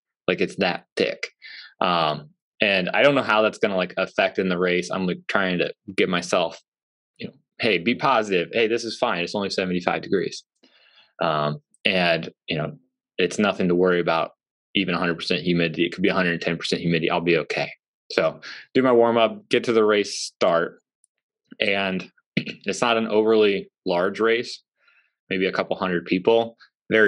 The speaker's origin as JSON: {"language": "English", "region": "Central Illinois", "country": "United States", "tie": "born or raised there", "moved": "yes", "said": "It's in my hometown"}